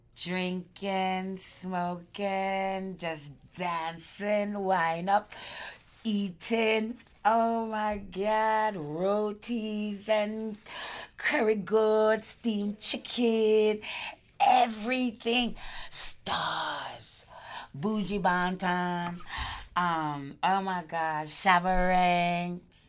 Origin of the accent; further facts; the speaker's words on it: New York City, New York, United States; I grew up in Crown Heights for the best part of my life